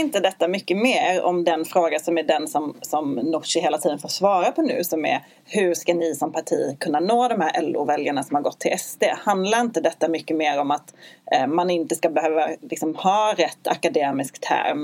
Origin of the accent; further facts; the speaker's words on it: Skåne, Sweden; Jag har ju en mer dansk livsstil eftersom jag kommer från Skåne